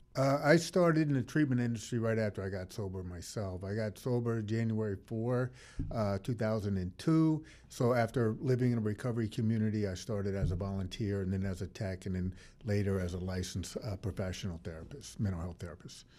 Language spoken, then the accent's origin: English; New Orleans, Louisiana, United States; in New Orleans, basically, that's where I'm from. My hometown is New Orleans